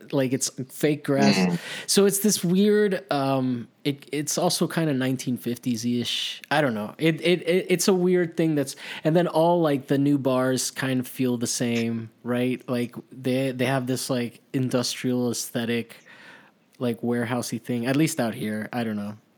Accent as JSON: {"language": "English", "town": "Miami", "region": "Florida", "country": "United States", "tie": "born or raised there", "also_born_or_lived": "Maryland", "said": "I grew up, I went to middle school and high, uh, high school in Miami"}